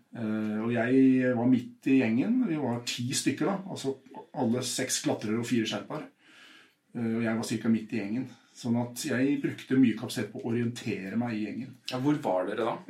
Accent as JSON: {"language": "Norwegian", "region": "Oslo", "country": "Norway", "tie": "born or raised there", "said": "jeg vokste opp på Furuset i Groruddalen"}